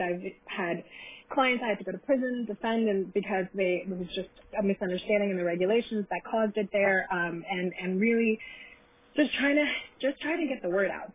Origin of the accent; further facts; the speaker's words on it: California, United States; also born or lived in Iran; I grew up here